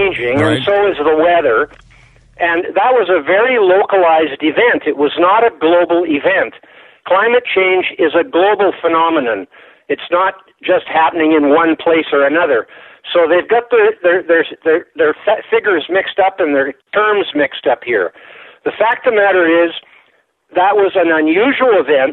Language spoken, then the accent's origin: English; Canada; I'm Canadian